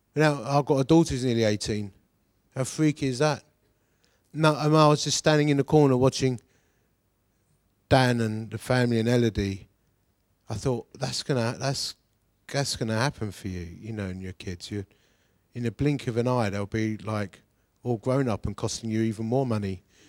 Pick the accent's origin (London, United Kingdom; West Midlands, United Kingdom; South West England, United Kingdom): London, United Kingdom; Dagenham; we come from Dagenham